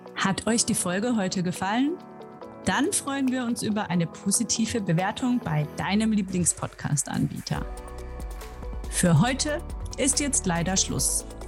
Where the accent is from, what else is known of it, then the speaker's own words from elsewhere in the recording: Germany; moved away; wie deutsch bin ich eigentlich